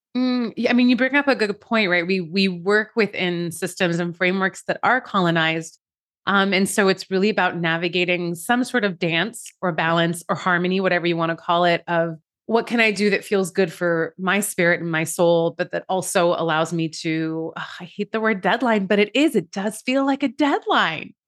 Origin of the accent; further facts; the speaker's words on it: Iran; moved away; I'm an immigrant from Iran